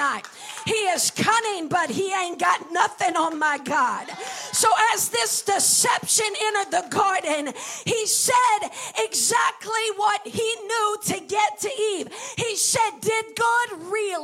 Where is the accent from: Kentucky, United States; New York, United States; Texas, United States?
Kentucky, United States; northeastern; I grew up in Kentucky, in, you know, northern eastern part of Kentucky